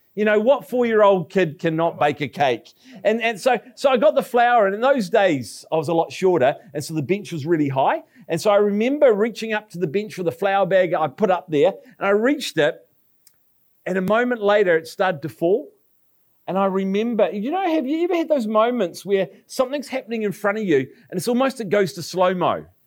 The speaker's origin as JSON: {"language": "English", "town": "Palmerston North", "region": "Manawatū-Whanganui", "country": "New Zealand", "tie": "born or raised there", "moved": "yes", "lives_now": "Nelson, New Zealand", "said": "Palmerston North, which is my hometown"}